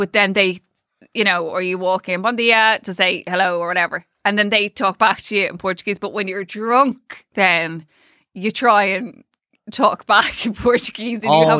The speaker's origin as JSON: {"language": "English", "country": "Ireland", "said": "I'm as Irish as they"}